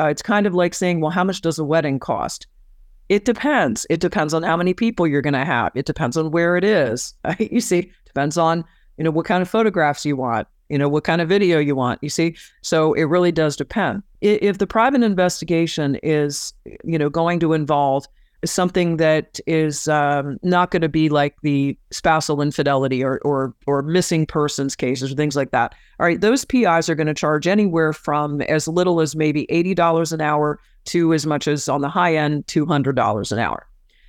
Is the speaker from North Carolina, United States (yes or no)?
no; Florida, United States; In my home state of Florida, as an example, of course, I can work anywhere I want in the state of Florida